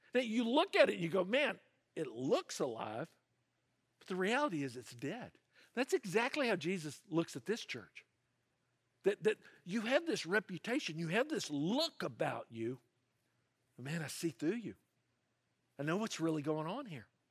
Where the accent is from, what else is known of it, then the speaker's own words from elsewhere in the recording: the South, United States; now in California, United States; I grew up in the South, and, uh, that part of the United States, there's a name for it. They call it the Bible Belt